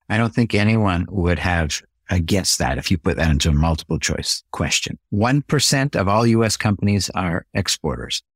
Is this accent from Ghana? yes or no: no; Canada; I'm a Canadian from birth.